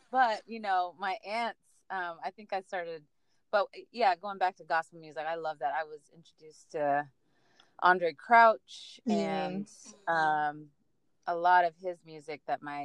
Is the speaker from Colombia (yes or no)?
no; Suva, Central Division, Fiji; I was born in Suva, Fiji, obviously, at CWM Hospital.